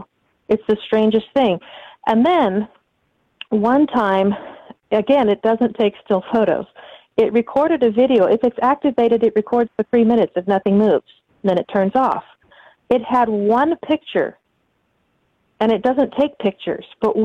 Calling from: Southern Indiana, United States; I'm calling from Southern Indiana.

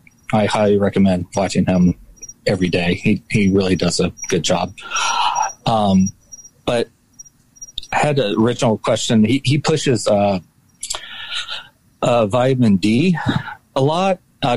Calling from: Florida, United States

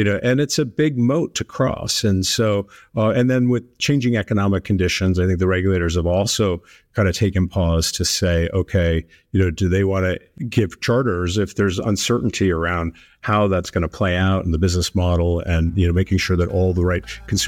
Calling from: San Francisco, California, United States; I am here in downtown San Francisco.

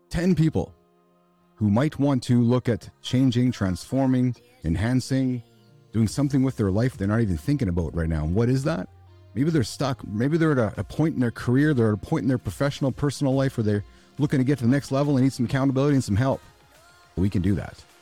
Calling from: Winnipeg, Manitoba, Canada; So I'm in Winnipeg, Canada. So we're a two-hour direct plane flight to Denver, actually.

